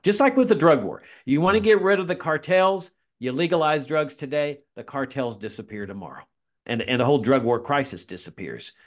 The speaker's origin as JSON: {"language": "English", "town": "Laredo", "region": "Texas", "country": "United States", "tie": "born or raised there", "said": "my hometown of Laredo, Texas"}